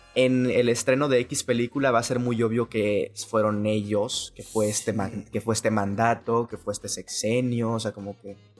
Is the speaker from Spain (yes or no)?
no; Mexico; como mexicano